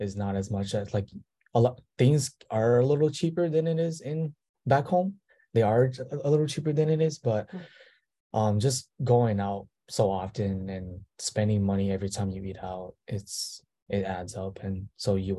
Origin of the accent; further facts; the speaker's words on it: Minnesota, United States; moved away as an adult; now in Seoul, South Korea; I'm from Minnesota